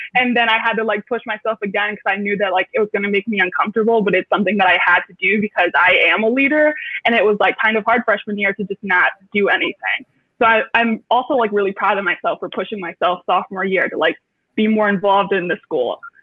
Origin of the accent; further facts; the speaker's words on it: Detroit, Michigan, United States; moved away as an adult; now in Chicago, United States; I'm from Metro Detroit, even though I am currently in Chicago